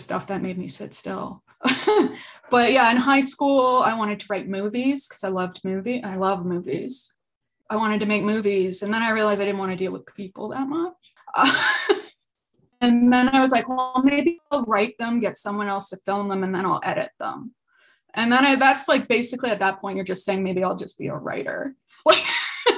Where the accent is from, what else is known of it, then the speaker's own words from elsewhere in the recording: Ajax, Ontario, Canada; moved away as an adult; also born or lived in Toronto / Fredericton, New Brunswick; I grew up in Ajax, Ontario, just east of Toronto